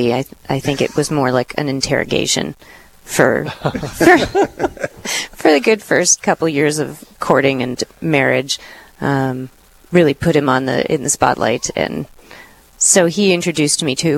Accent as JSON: {"language": "English", "town": "Duluth", "region": "Minnesota", "country": "United States", "tie": "born or raised there", "also_born_or_lived": "Fargo", "said": "I was raised in Duluth and so have lived here all my life"}